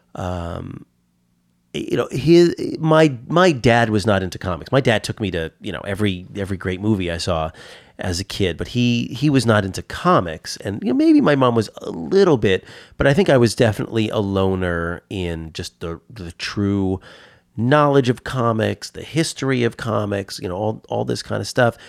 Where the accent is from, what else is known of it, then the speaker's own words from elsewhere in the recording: Harrison, New York, United States; also born or lived in Bronx, New York; I grew up in Harrison, and there was certainly no comic shop